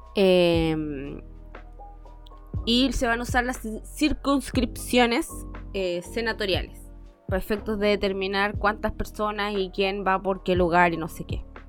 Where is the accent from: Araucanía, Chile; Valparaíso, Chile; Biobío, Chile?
Araucanía, Chile; Temuco; Técnicamente yo me crecí en Temuco, pero vengo de otra parte